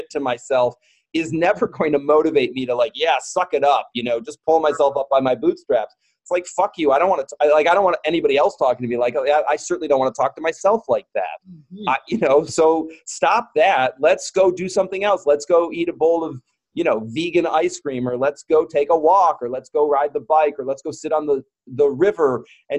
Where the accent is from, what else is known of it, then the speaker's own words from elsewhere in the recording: United States; as a gay man growing up in America